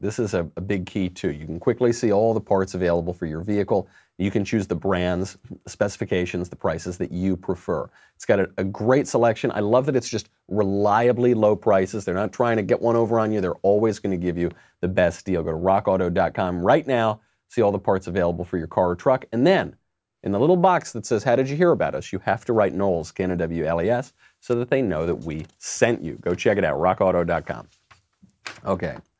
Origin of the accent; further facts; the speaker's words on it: New York, United States; I'm from New York